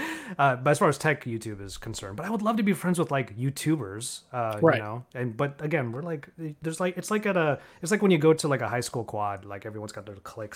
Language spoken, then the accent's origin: English; Los Angeles, California, United States; Oh, well, I've born and raised in Los Angeles, never felt the need to leave